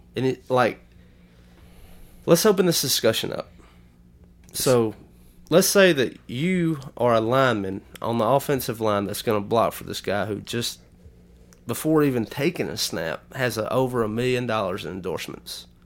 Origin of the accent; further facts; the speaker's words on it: Lamar County, Alabama, United States; we grew up in Lamar County, Alabama.